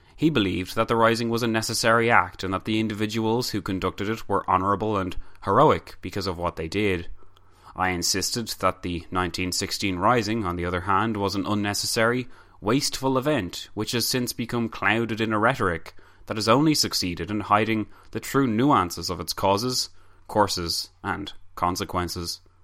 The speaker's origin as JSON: {"language": "English", "country": "Ireland", "said": "we as Irish citizens"}